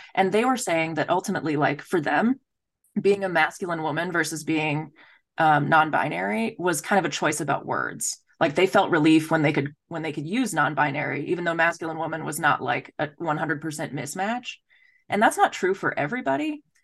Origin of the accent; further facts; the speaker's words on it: Dallas, Texas, United States; moved away as an adult; also born or lived in Philadelphia; I'm from Texas